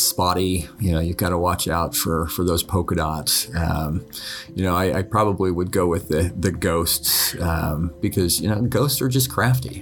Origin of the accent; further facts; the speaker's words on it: Utah, United States; moved away; growing up in Utah, we were used to the snow.